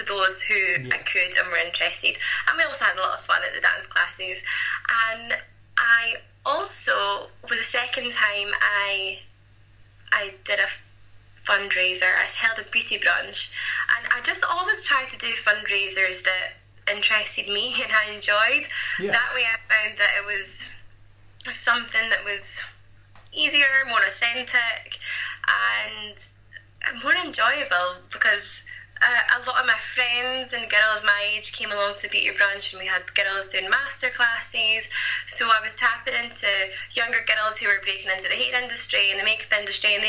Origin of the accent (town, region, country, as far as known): Scotland, United Kingdom